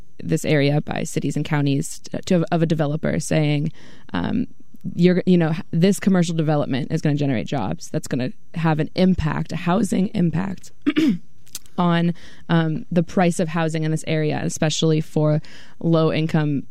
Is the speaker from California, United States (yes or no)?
yes; Belmont, California, United States; also born or lived in Redwood City / Palo Alto; I'm from Belmont, and I went to school in Redwood City.